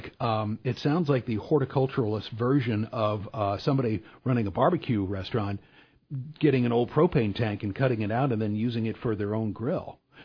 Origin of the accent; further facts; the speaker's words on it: St. Louis, Missouri, United States; I grew up in St. Louis